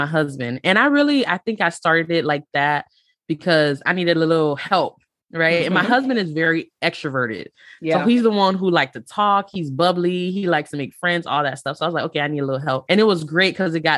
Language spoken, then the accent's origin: English; Miami, Florida, United States; now in North Florida, United States; I'm originally from Miami